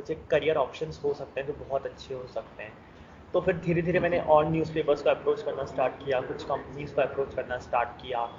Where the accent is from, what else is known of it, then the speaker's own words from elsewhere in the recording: Jaipur, Rajasthan, India; मैं जयपुर सिटी से बिलोंग करता हूँ और जयपुर से एक हमेशा से अटूट नाता रहा है मेरा